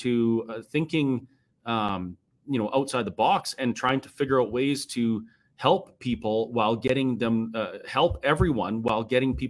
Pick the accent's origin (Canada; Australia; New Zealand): Canada; Now, I went to jail because I held a protest anyway because I'm a Canadian, and gosh dang it, if I want to protest, I'll protest.